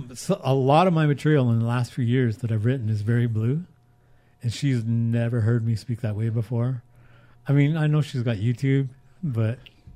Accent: Houston, Texas, United States; I also did a show in my hometown of Houston. in front of my classmates.

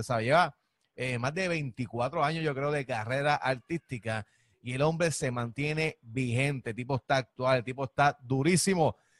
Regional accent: Quebradillas, Puerto Rico; Yo soy de acá de Quebradilla, aquí cerquita de, de, ti

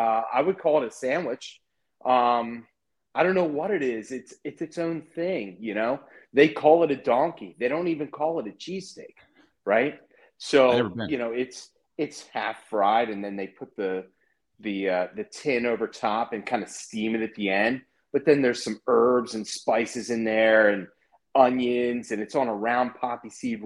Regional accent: Maryland, United States; I'm from Maryland.

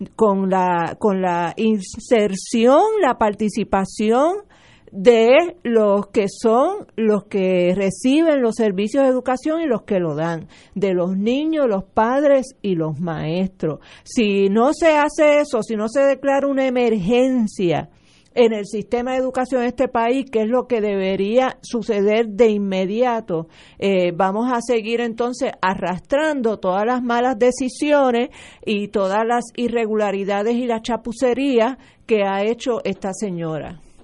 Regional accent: Puerto Rico; Yo soy graduada de la Gabriela Mistral

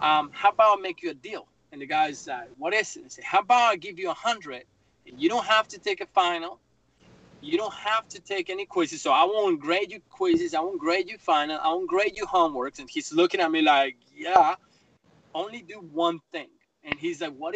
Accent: Bogotá, Colombia; English is a second language; moved away as an adult; also born or lived in Myrtle Beach, South Carolina; now in South Carolina, United States; I grew up in Bogotá. It's a big city like New York

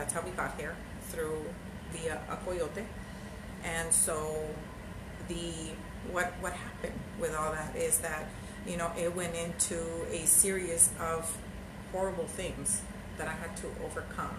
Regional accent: El Salvador; I'm from El Salvador

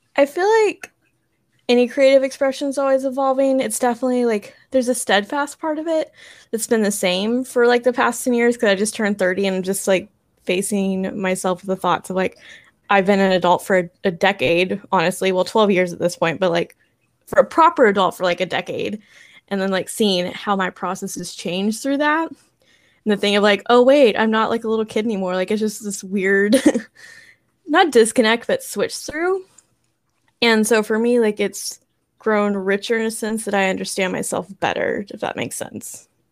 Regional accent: Texas, United States; moved away as an adult; also born or lived in Colorado; now in California, United States; I'm from Texas, and then graduated college the first time, moved to Colorado, and now I'm in California

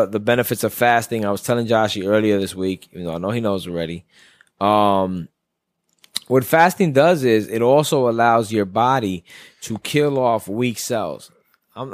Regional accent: New York City, New York, United States; I'm from Brooklyn

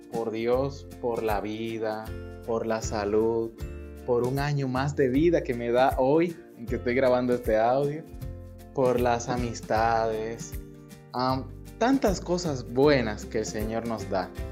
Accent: Dominican Republic; soy de República Dominicana

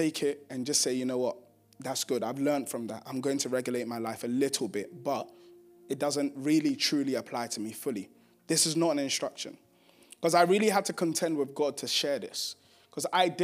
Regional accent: Ghana; I'm from Ghana

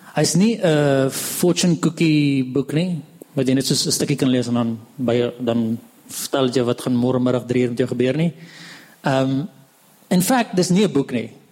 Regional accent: Hartbeespoort, North West, South Africa; also born or lived in Pretoria; ek kom van Hartbeespoort af

